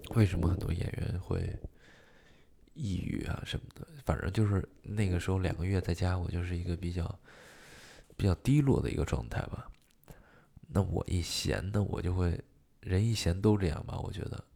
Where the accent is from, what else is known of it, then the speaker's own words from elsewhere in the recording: Xi'an, Shaanxi, China; moved away as an adult; now in Beijing, China; 我是陕西西安人，土生土长的西安人